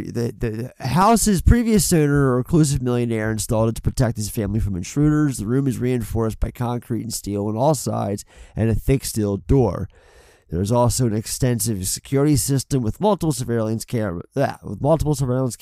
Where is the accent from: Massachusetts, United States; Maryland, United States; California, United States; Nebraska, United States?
Maryland, United States; Baltimore; I'm a Baltimore guy. Obviously, we're both from Baltimore.